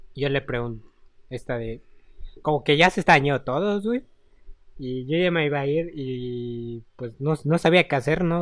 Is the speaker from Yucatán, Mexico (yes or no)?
yes; Mérida, Yucatán, Mexico; De aquí de Mérida